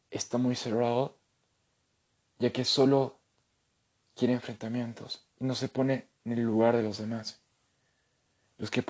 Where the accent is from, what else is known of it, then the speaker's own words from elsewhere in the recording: Bolivia; lo único que nos queda como bolivianos es trabajar, sacar a nuestro país de esta crisis y dar lo mejor de cada uno para poder hacer un hogar mejor para nuestros hijos, ya que este es nuestro hogar